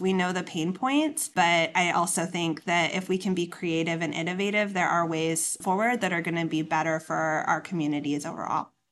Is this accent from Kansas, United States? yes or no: no; Inland Empire, California, United States; moved away; I'm from the Inland Empire